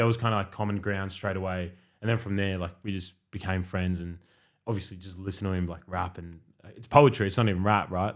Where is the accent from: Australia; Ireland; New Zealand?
Australia; I grew up in Australia my whole life